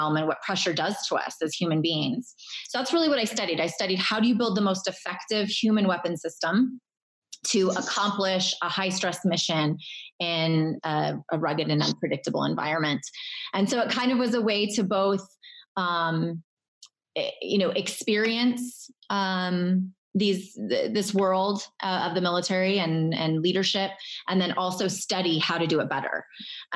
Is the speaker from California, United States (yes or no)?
yes; Irvine, California, United States; moved away as an adult; I grew up in Southern California as the daughter of public servants